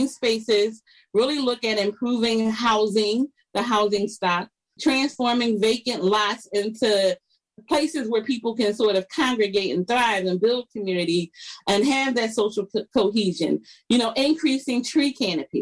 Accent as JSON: {"language": "English", "town": "Philadelphia", "region": "Pennsylvania", "country": "United States", "tie": "born or raised there", "said": "I grew up in Philadelphia. I still live in Philadelphia."}